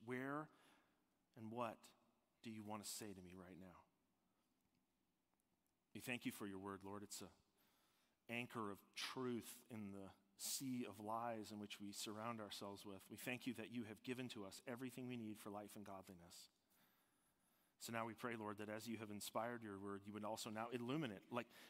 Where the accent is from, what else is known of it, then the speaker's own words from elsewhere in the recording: Toronto, Ontario, Canada; I'm from Toronto, Ontario, and my dad's a retired police officer, and my mom was a nursing home manager for many years. We lived in the burbs. That's where I grew up